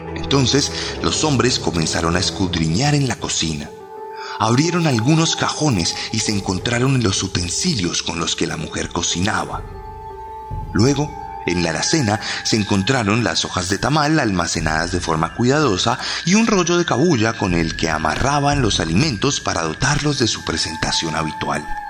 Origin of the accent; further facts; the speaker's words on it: Colombia; lo digo como colombiano